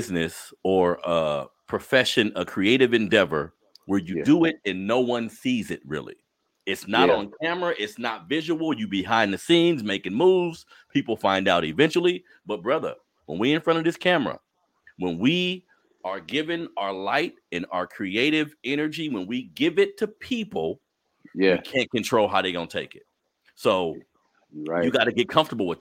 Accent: Sacramento, California, United States; I grew up in South Sacramento

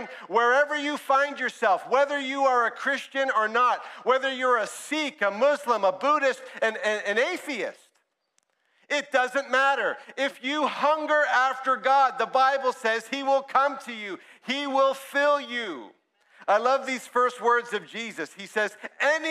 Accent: Brampton, Ontario, Canada; also born or lived in Ajax; I grew up in one church in Brampton

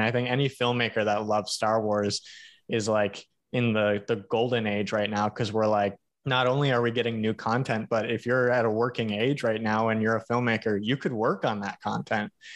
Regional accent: Hawaii, United States; I grew up in Hawaii.

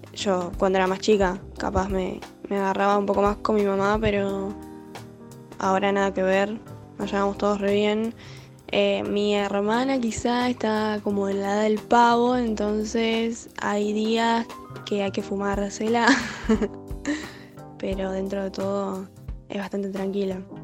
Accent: Buenos Aires, Argentina; soy de Monte Castro, ahí pegadito a Villarreal.

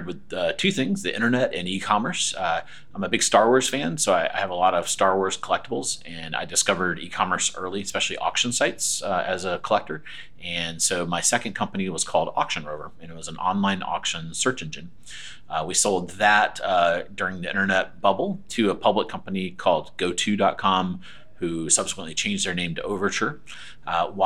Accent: Aiken, South Carolina, United States; moved away as an adult; also born or lived in Connecticut; now in Raleigh, United States; I am from South Carolina, a little town called Aiken

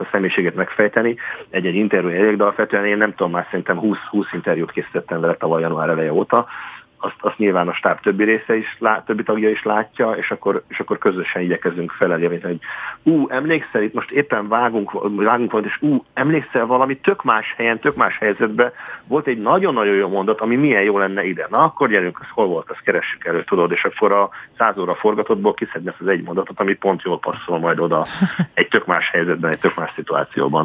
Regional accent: Baja, Bács-Kiskun, Hungary; baja mellett egy kis faluban Csátán nőttem föl

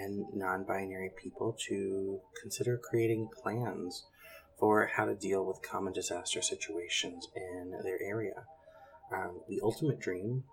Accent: central Louisiana, United States; moved away as an adult; also born or lived in North Carolina / Thibodaux, Louisiana / Virginia; I was born in North Carolina, but grew up in central Louisiana

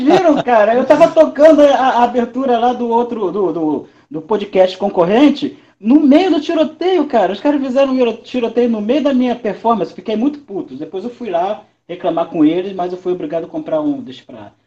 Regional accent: São Gonçalo, Rio de Janeiro, Brazil; o embaixador não autorizado de São Gonça, Rio de Janeiro

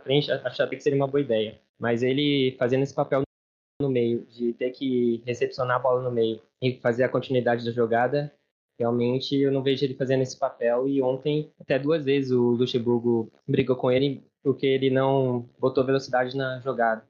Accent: São José dos Campos, São Paulo, Brazil; sou de São José dos Campos, tenho 26 anos

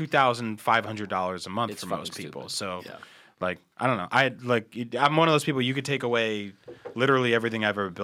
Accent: New Jersey, United States; moved away as an adult; also born or lived in New York City / California; we're both from New Jersey

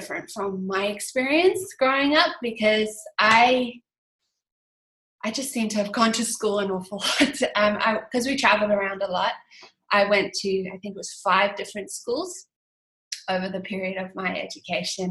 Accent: Dublin, Leinster, Ireland; moved away as an adult; also born or lived in South Africa / United Kingdom; now in Bilpin, Australia; I am originally from South Africa, but we left when I was a kid, and I grew up in Ireland and the UK, but mainly in Dublin

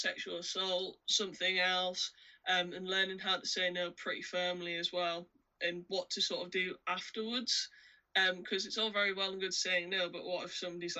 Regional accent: United Kingdom; kind of partially being British

